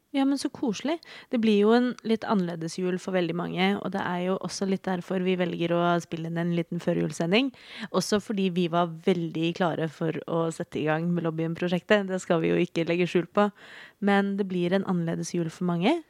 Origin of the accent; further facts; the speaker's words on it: Oslo, Norway; jeg er født og oppvokst i Oslo